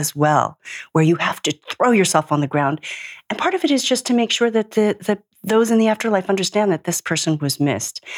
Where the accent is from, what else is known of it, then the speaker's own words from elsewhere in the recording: Minneapolis, Minnesota, United States; moved away; I was born and raised in Minneapolis, but my South Korean grandfather was a journalist in South Korea